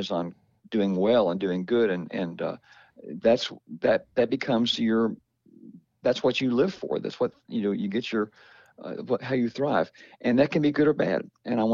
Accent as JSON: {"language": "English", "region": "Kentucky", "country": "United States", "tie": "born or raised there", "said": "my hometown in Kentucky"}